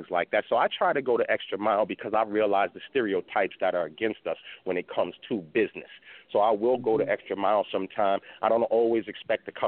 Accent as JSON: {"language": "English", "region": "New York", "country": "United States", "moved": "as an adult", "lives_now": "Houston, United States", "said": "I live in Houston now. I'm originally from New York, but over the last 2 years I've been living here"}